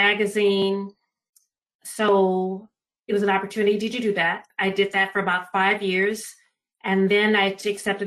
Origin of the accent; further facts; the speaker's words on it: Los Angeles, California, United States; born and raised in Los Angeles, California, Pacific Southwest region.